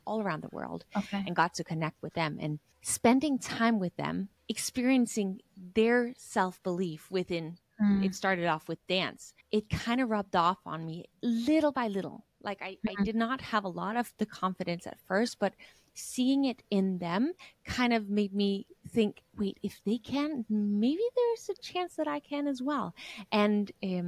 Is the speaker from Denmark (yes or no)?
yes; Denmark; I was a girl growing up in Denmark